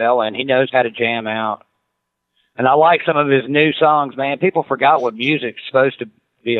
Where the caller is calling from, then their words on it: Clarksville, Tennessee, United States; I'm calling out of Clarksville, Tennessee, man. I'm just like right up the road from Nashville.